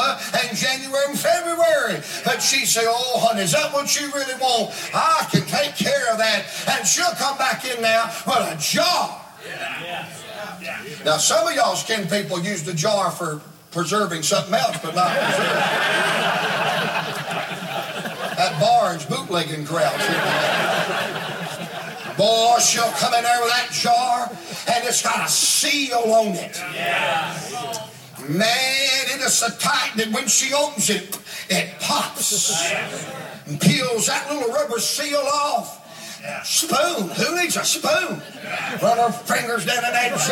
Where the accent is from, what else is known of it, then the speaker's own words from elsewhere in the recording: Blue Ridge Mountains of Virginia, United States; now in Atlanta, United States; I was born and raised in the Blue Ridge Mountains of Virginia